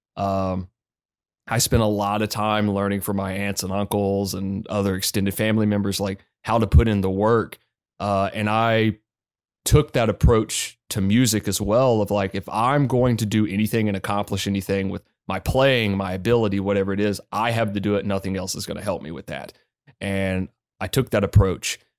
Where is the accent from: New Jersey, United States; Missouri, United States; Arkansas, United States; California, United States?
Arkansas, United States; Northwest; also born or lived in Anniston, Alabama; I went back to Arkansas when I was about three, which is where my mother was born. And I spend a lot of time in small towns.